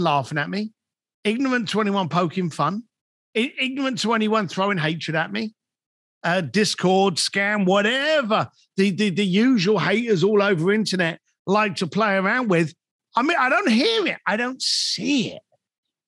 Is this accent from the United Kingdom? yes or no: yes; London, United Kingdom; moved away as an adult; now in Los Angeles, United States; I'm a bricklayer from London